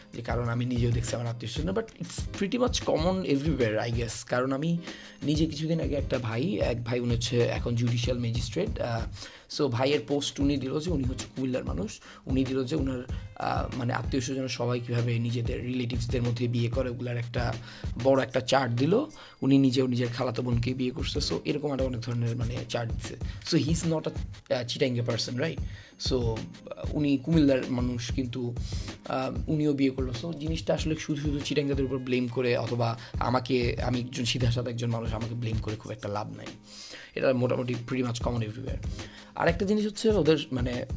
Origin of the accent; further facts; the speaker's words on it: Chittagong, Chittagong Division, Bangladesh; আমি চট্টগ্রামের